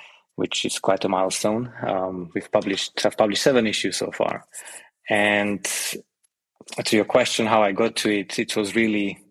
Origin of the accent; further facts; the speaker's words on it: Slovakia; moved away as an adult; also born or lived in London, United Kingdom; now in Portugal; I'm originally from Slovakia. I lived in London for about 12 years